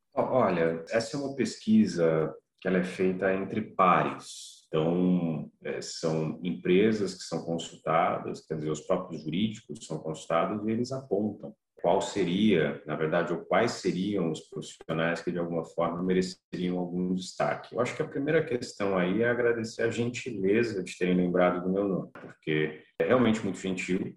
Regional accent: São Paulo, Brazil; also born or lived in Campo Grande; Sou natural de Campo Grande, mas, enfim, fiquei apenas dois anos em Campo Grande, vivi a maior parte do meu tempo em São Paulo

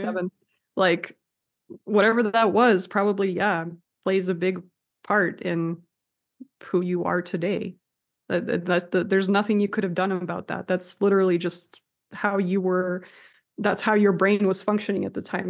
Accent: Russia; moved away; I'm from Russia

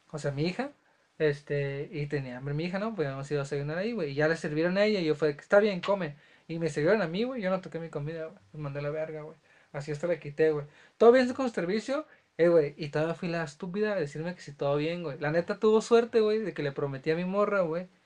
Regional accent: Mexico City, Mexico; Este, soy chilango, criado en la morita, puto.

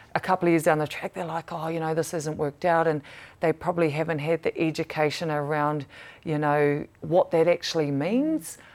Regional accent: New Zealand; growing up in Pataroru

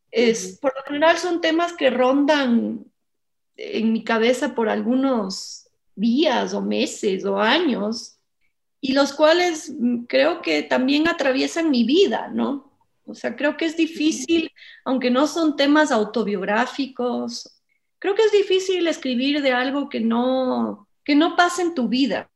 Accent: Ecuador; moved away as an adult; salí del Ecuador joven, ¿no? A los 18 años y me quedé 17. Me quedé mucho tiempo afuera y después volví

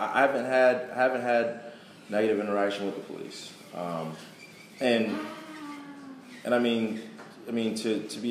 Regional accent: Jersey City, New Jersey, United States; I come from Jersey City, New Jersey, which is right outside of Newark, New Jersey

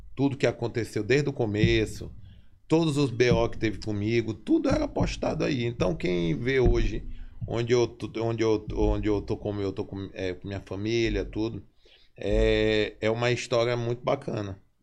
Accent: Brazil; tudo começou ali na Coab

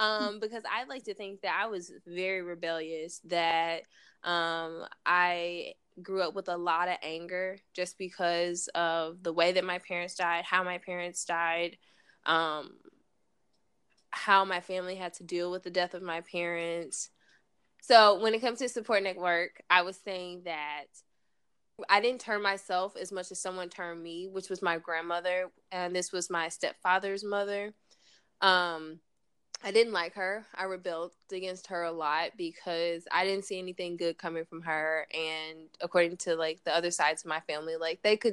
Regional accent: East St. Louis, Illinois, United States; born or raised there

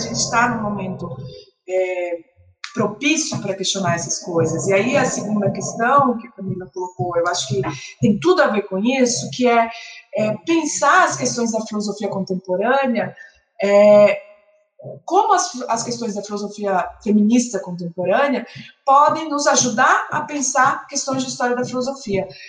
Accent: Salvador, Bahia, Brazil; eu sou de Salvador

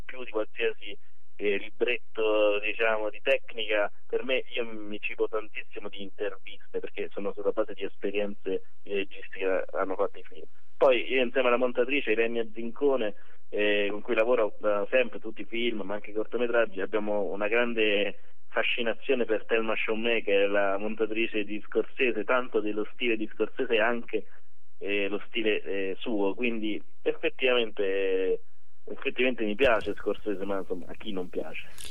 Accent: Rome, Lazio, Italy; da romano

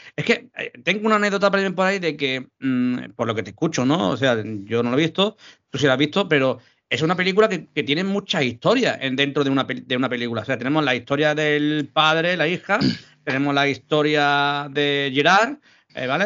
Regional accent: Andalusia, Spain; also born or lived in Málaga; para los andaluces, eh, sabemos lo que es el tema

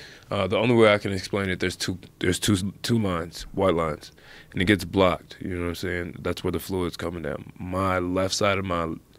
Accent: Cincinnati, Ohio, United States; I'm from Cincinnati, grew up wrestling

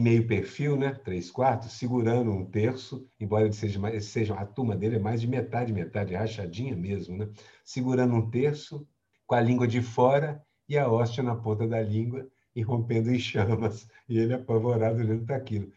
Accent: Minas Gerais, Brazil; eu fui criado em Minas Gerais

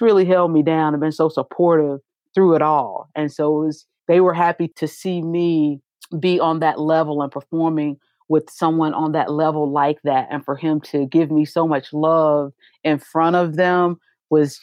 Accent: Greensboro, North Carolina, United States; moved away; my hometown, they gave me a lot of love. They were proud of me. They let me know it. Everybody was at that show in Greensboro.

